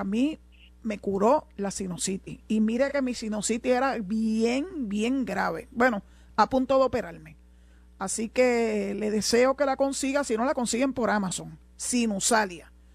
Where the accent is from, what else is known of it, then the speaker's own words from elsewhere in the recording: Cabo Rojo, Puerto Rico; en mi pueblo de Cabo Rojo